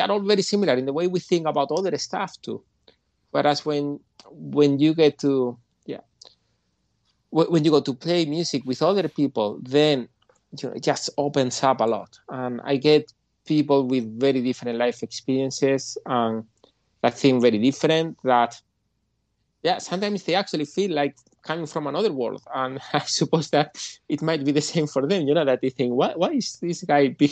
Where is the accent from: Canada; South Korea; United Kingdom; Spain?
Spain; Andalusia; moved away as an adult; also born or lived in Ireland; I grew up in Andalusia, in the south of Spain, where flamenco is very popular